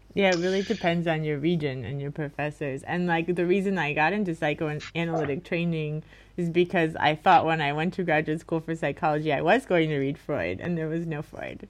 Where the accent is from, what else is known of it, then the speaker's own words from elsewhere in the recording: Miami, Florida, United States; I'm from Miami, like I said, and I just went to the schools in my area